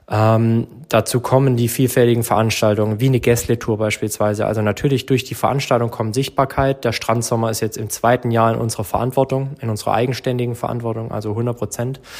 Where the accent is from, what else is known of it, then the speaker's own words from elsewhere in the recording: Herrenberg, Baden-Württemberg, Germany; ich bin jetzt seit 2018 wieder in Herrenberg und davor bin ich 22 Jahre in Herrenberg geboren und aufgewachsen